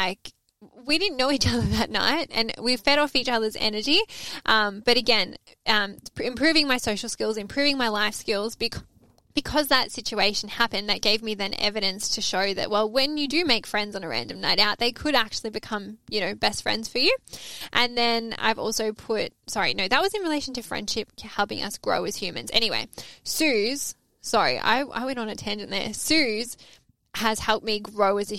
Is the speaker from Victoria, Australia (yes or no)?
yes; Melbourne, Victoria, Australia; moved away as an adult; now in Sydney, Australia; I'm Aussie. And she's like, where in Australia are you from? And I said, oh, I'm from Melbourne.